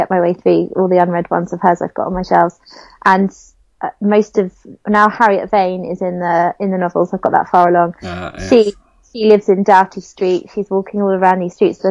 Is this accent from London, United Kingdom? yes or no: yes; London, United Kingdom; I grew up in Southeast London